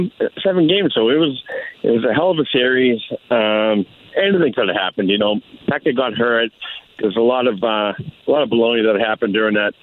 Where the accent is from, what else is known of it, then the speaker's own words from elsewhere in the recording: Boston, Massachusetts, United States; I grew up in Boston, still here as we speak